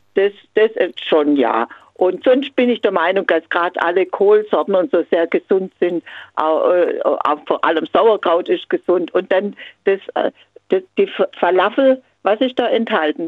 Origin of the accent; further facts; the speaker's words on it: Kaliningrad, Kaliningrad Oblast, Russia; now in Swabia, Germany; Ich komme aus Königsberg gebürtig